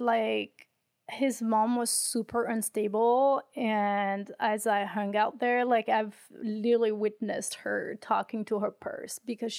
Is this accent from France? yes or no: yes; France; moved away as an adult; So I was raised in France until I was about 23. So most of the stories happen in France, in my hometowns.